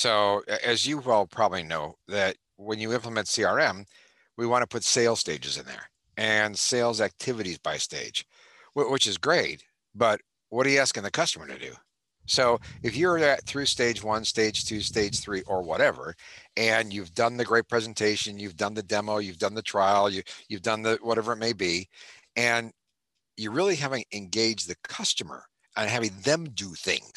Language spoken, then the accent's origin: English; Cleveland, Ohio, United States; moved away as an adult; now in California, United States; Born and raised in Cleveland, Ohio.